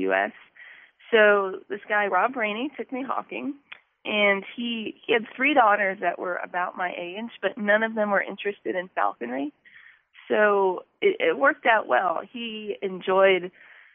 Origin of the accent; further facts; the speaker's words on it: Oklahoma, United States; I'm from Oklahoma.